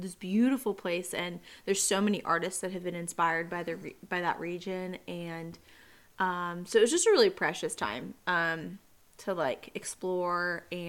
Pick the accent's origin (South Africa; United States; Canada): United States; I'm from America.